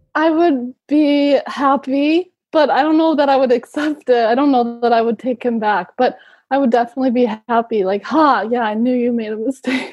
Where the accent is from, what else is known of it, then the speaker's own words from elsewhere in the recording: Milwaukee, Wisconsin, United States; moved away as an adult; now in Madrid, Spain; I'm from Milwaukee